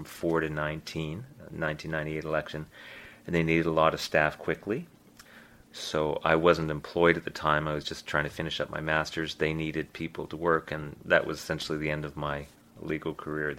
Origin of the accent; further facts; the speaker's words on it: Winnipeg, Manitoba, Canada; moved away as an adult; now in Halifax, Canada; I was born and raised in Winnipeg.